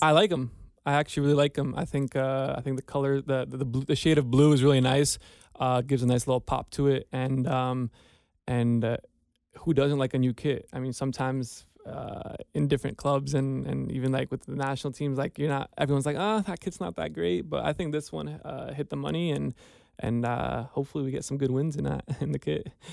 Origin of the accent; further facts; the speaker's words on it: United States; moved away as an adult; also born or lived in New York; now in Cincinnati, United States; We're from New Jersey, New York, so it's very hustle and bustle out there.